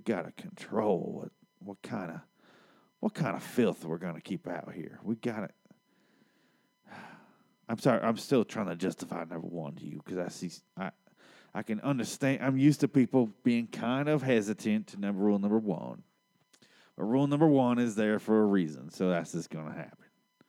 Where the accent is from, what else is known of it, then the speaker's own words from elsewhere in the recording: Gulfport, Mississippi, United States; Now, I come from Gulfport, Mississippi.